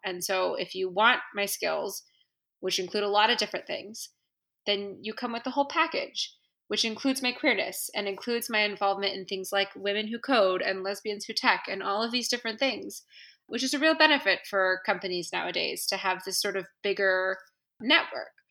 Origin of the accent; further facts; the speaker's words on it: San Francisco, California, United States; moved away as an adult; now in Washington, D.C., United States; I'm from San Francisco and I'm from the West Coast, and I'm like hippie born and bred